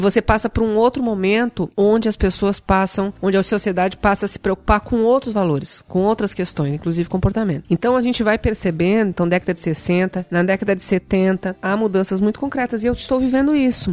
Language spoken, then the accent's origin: Portuguese; Santo Amaro da Imperatriz, Santa Catarina, Brazil; also born or lived in Florianópolis; eu nasci em Florianópolis, na Carmela Dutra, que é uma, uma maternidade aqui, mas nós não somos daqui. Né? Minha mãe veio para cá porque o meu parto realmente foi bastante complicado. Eu sou de Santo Amaro da Imperatriz, da Varginha